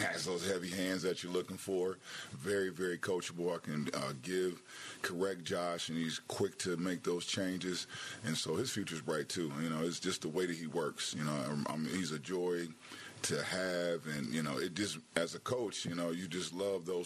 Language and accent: English; Dayton, Ohio, United States; moved away; as a young man growing up in Dayton, Ohio